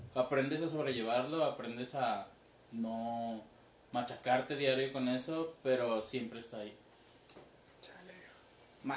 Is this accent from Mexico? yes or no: yes; Mexico City, Mexico; moved away; todavía vivía en el DF, yo soy del DF